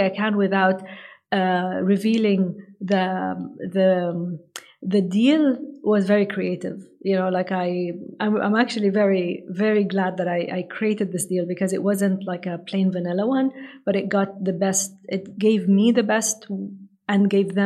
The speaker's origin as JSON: {"language": "English", "country": "Saudi Arabia", "tie": "born or raised there", "second_language": "English", "said": "I come from Saudi Arabia."}